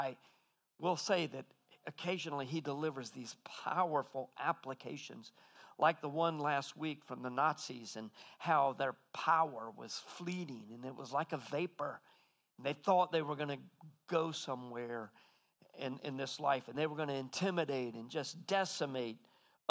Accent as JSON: {"language": "English", "country": "United States", "said": "American men don't usually say things are lovely, but I'm half Aussie now"}